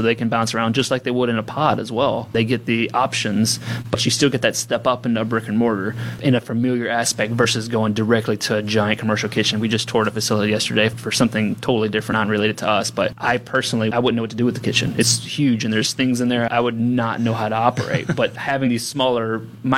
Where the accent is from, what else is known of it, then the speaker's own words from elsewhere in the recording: Louisiana, United States; now in Portland, United States; I'm from Louisiana originally